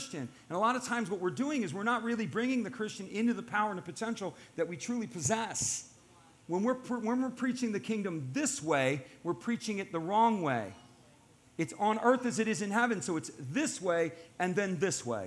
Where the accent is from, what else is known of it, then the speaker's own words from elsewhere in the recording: United States; I'm an American. My family's ancestry goes back to the founding of this country